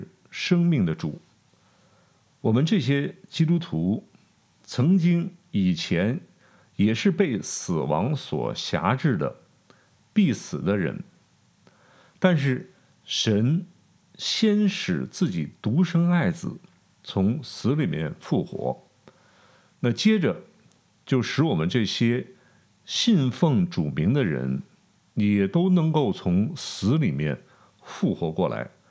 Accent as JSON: {"language": "Chinese", "country": "China", "said": "我们中国人常有一句话叫“平安就是福”，啊，我们追求平安。"}